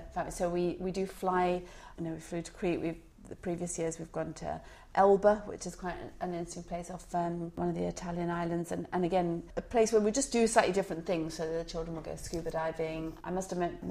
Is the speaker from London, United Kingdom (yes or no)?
no; Alverstoke, South East England, United Kingdom; also born or lived in Chichester; until I was about 10, in a little village called Alverstoke